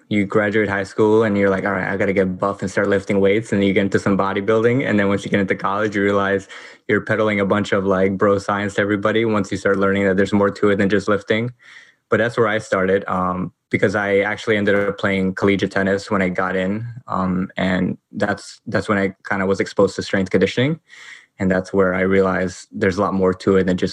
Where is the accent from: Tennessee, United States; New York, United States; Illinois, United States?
New York, United States; New York City; I grew up here